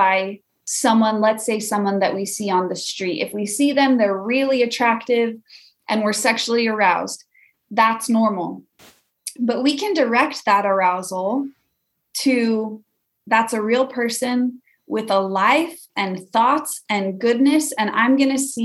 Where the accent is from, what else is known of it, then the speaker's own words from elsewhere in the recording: Weiser, Idaho, United States; now in Vermont, United States; I am originally from Idaho, a little farming town called Weezer.